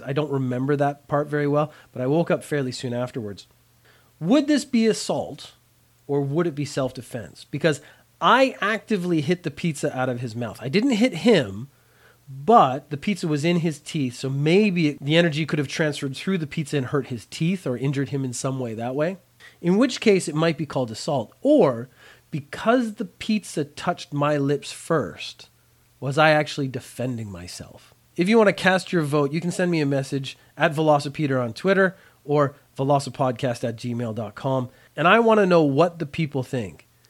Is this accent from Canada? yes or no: yes; Canada; also born or lived in Ireland; I grew up in Canada